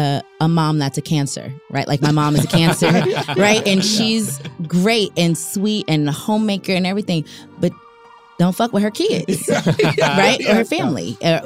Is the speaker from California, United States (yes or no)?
yes; California, United States; I'm from California, right? I'm a Valley girl.